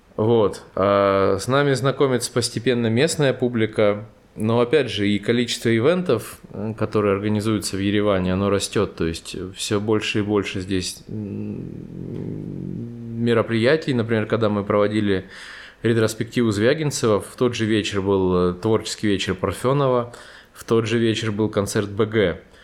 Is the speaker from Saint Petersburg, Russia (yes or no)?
no; Rostov-on-Don, Rostov Oblast, Russia; moved away as an adult; now in Yerevan, Armenia; Я же родом из Ростова-на-Дону